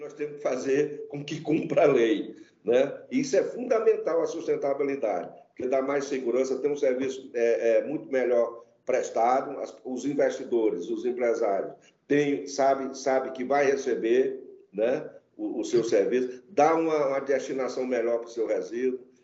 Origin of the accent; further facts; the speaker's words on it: interior of Maranhão, Brazil; eu sou do interior do Maranhão. Então, imagina o interior do Maranhão, o nosso aterro era é o fundo do quintal